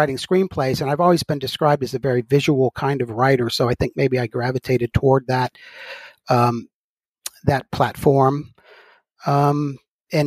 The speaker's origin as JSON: {"language": "English", "area": "Gulf of Mexico", "region": "Gulf Coast", "country": "United States", "tie": "born or raised there", "said": "I grew up on the Gulf of Mexico"}